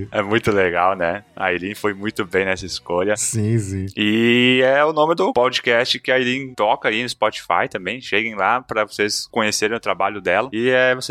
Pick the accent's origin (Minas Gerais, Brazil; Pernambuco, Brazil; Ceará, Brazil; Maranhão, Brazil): Ceará, Brazil; tenho 23 anos e sou do interior de Heriutaba.